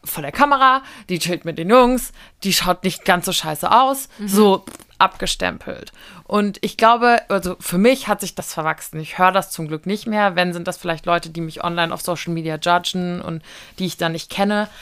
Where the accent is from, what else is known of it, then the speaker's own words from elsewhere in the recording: Giessen, Hesse, Germany; aus meiner Heimat Gießen